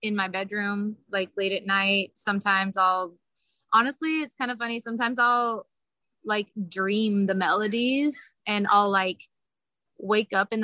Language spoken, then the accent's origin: English; Kansas City, Missouri, United States; I'm from Kansas City. So my parents would have me singing like all over Kansas City when I was little. And so I just grew up singing